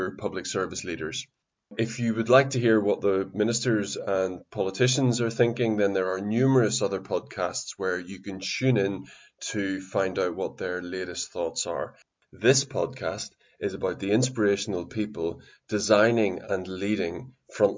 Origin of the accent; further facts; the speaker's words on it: Northern Irish, Northern Ireland, United Kingdom; accent: Northern Irish; Sometimes they get it right and say Northern Irish